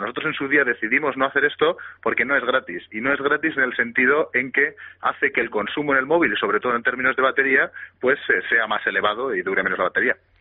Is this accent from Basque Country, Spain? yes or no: yes; Bilbao, Basque Country, Spain; somos todos de Bilbao, somos todos vascos